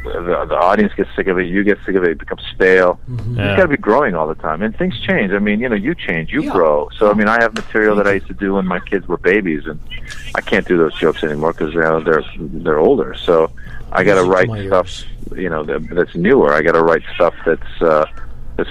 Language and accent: English; Tiburon, California, United States; also born or lived in Iran; I grew up in Tiburon